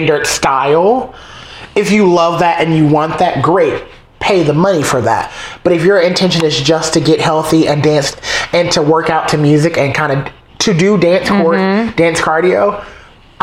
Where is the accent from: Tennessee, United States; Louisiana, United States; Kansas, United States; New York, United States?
New York, United States; as a New Yorker